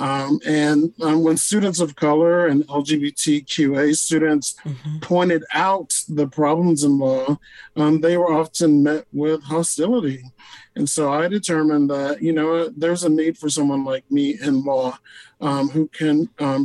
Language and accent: English; Deep South, United States; growing up in the Deep South with parents who lived through Jim Crow